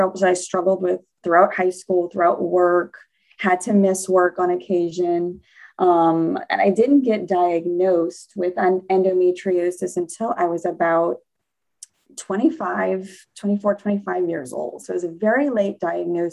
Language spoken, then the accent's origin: English; New Orleans, Louisiana, United States; I grew up in New Orleans, Louisiana